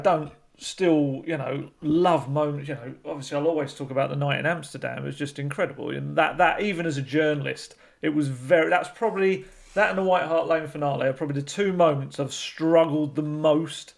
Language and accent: English; London, United Kingdom; I was born at Whipps Cross, so not too far from Spurs as well